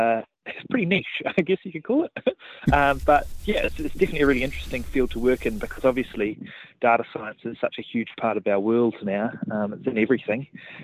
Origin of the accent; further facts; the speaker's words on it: Otago Peninsula, New Zealand; Ever since I was a wee fella, I grew up out on Otago Peninsula